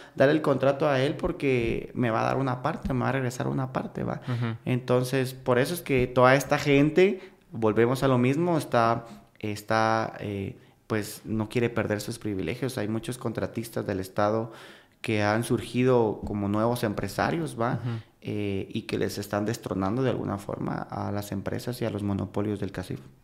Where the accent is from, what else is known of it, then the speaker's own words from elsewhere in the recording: Guatemala; como guatemaltecas y como guatemaltecos